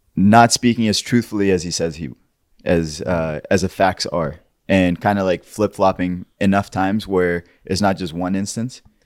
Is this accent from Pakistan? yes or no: yes; Pakistan; somebody who's grown and born and raised in Pakistan